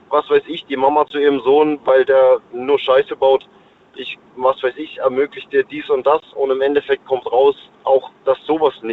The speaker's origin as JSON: {"language": "German", "town": "Pforzheim", "region": "Baden-Württemberg", "country": "Germany", "tie": "born there", "lives_now": "Offenburg, Germany", "said": "Also geboren bin ich in Pforzheim und äh, jetzt aktuell lebe ich auch im Schwarzwald tatsächlich, ja."}